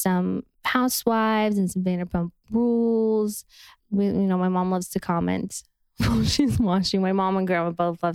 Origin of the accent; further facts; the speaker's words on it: Utah, United States; moved away; I'm from Utah, but my mom lives in Vegas now